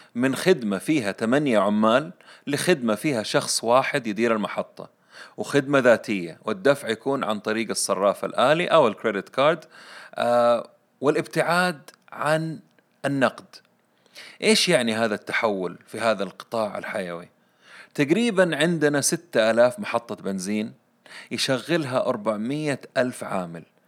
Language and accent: Arabic; Saudi Arabia; عندنا في السعودية